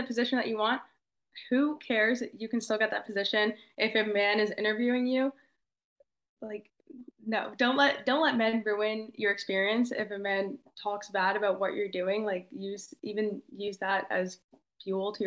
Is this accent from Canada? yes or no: no; Australia; moved away; in my hometown. It's in Australia